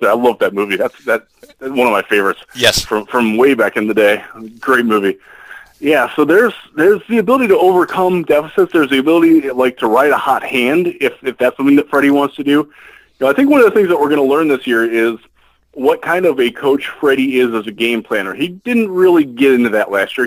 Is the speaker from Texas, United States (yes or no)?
no; Cleveland, Ohio, United States; moved away; I moved away from Cleveland.